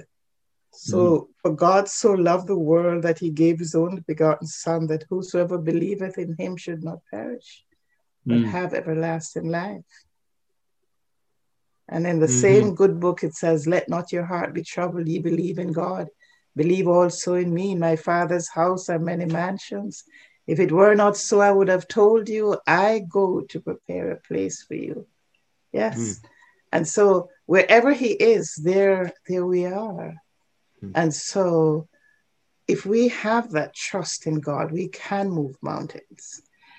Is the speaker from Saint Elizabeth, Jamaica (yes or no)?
yes; Saint Elizabeth, Jamaica; moved away as an adult; now in British Columbia, Canada; I grew up in St. Elizabeth where we would travel on the train